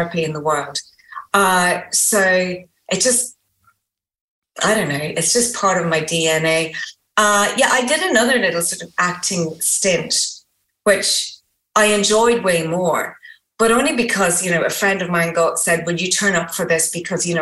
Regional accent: Ireland; I'm Irish.

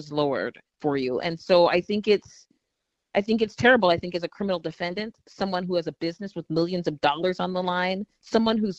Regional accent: Washington, United States; moved away; also born or lived in Minnesota; I'm from Washington State

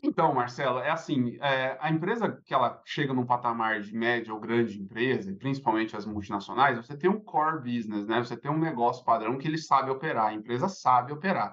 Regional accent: São Paulo, Brazil; moved away; eu sou, sou paulistano, já vivi em alguns lugares aí do Brasil e do mundo

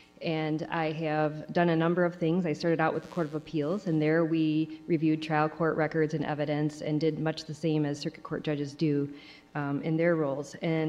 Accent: Kalamazoo County, Michigan, United States; I am a native of Kalamazoo County. I was born and raised in Kalamazoo County, lived here all my life, married for 30 years to my husband, and raised two children here, went to WMU.

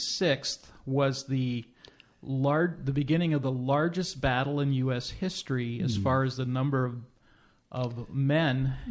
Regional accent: Midwest, United States; growing up in the Midwest

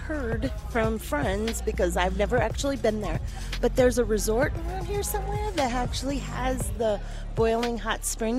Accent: Ohio, United States; moved away; I'm from Ohio.

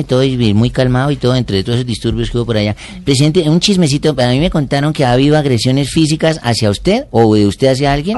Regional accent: Caribbean coast, Colombia; Yo, como costeño

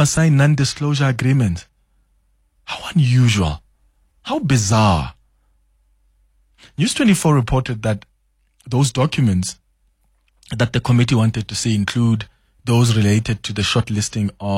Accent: South Africa; as a South African

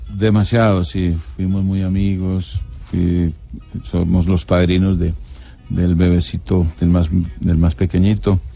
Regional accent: Cartago, Valle del Cauca, Colombia; Nací en Cartago, pero me crié en, las afueras de Cartago, en, las veredas.

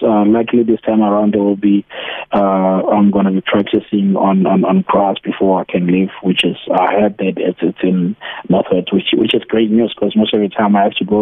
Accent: South Africa; being a South African

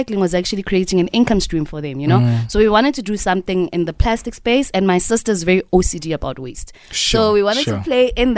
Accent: Sasolburg, Free State, South Africa; we're from the Free State

